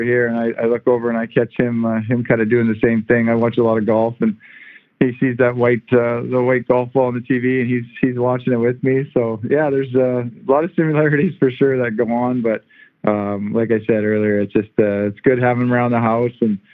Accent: Canada; moved away as an adult; now in Los Angeles, United States; growing up in Canada and playing hockey in Canada for many years, and then getting traded here

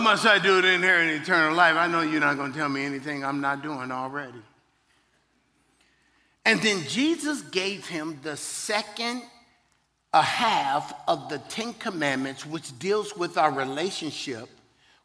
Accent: Virginia, United States; I'm from Virginia

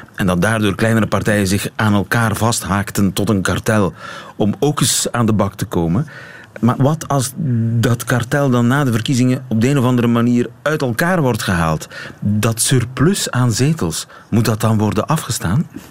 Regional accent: Ghent, Flanders, Belgium; Als Gentenaar zit ik mij ook af te vragen

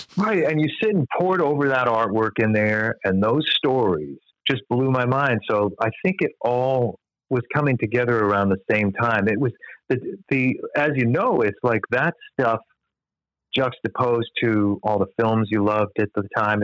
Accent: Long Island, New York, United States; moved away as an adult; also born or lived in Michigan; I grew up on Long Island

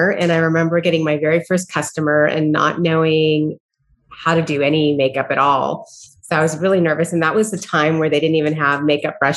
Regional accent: San Diego, California, United States; I grew up in Southern California in San Diego in a very beautiful surf town.

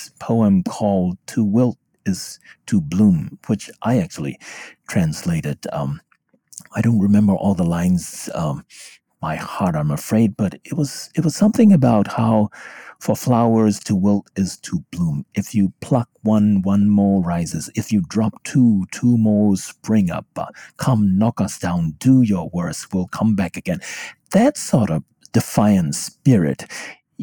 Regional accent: Myanmar; now in United States; I could speak Burmese, their mother tongue, and I was from the US, but I was originally from Burma.

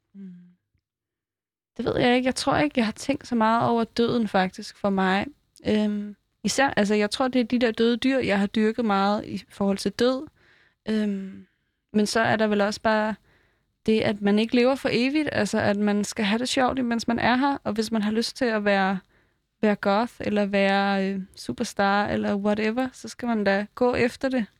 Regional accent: Fjerritslev, North Denmark Region, Denmark; moved away; jeg var født i Fjerdslev

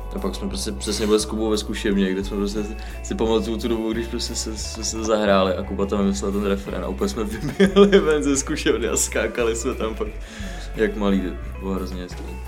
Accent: England, United Kingdom; now in Czech Republic; jsem vyrůstal vlastně hodně dlouho v Anglii

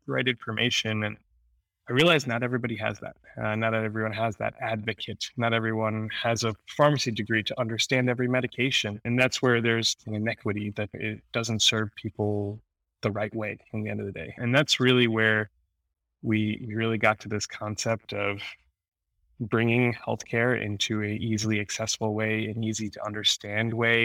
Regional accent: New Jersey, United States; also born or lived in Queens, New York; So I'm born in Queens, New York. Spent the majority of my life in New Jersey, grew up in New Jersey

